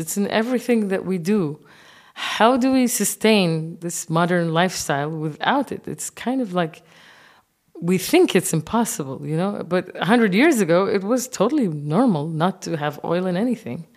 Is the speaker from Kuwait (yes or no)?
yes; Kuwait; moved away as an adult; also born or lived in Senegal / Japan; now in Berlin, Germany; I'm grown up in the Arab world